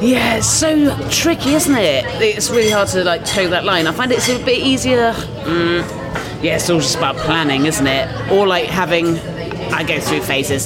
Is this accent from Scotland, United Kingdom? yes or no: no; Dorset, South West England, United Kingdom; moved away as an adult; also born or lived in South East London; now in London, United Kingdom; I grew up in Dorset. But I came here for uni